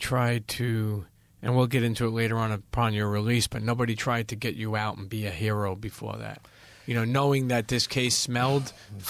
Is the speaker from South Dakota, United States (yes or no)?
no; Brooklyn, New York, United States; growing up in Brooklyn and New York and knowing all the mob scene, all the criminal scene, I never really went to Philly until later on in my life.